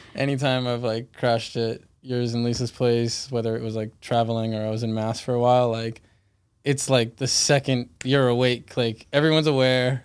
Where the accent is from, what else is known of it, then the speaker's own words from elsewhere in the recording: Weymouth, Massachusetts, United States; also born or lived in Fort Lauderdale, Florida; I was born in Fort Lauderdale, Florida, and I grew up in Weymouth, Massachusetts